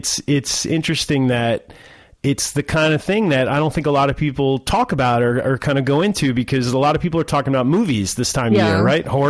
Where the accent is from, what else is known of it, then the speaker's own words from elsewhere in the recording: New Jersey, United States; I'm from America. I live on the East Coast in New Jersey. So it's a very Halloween centric kind of a feel. You know, we get the fall and the weather and all that good stuff.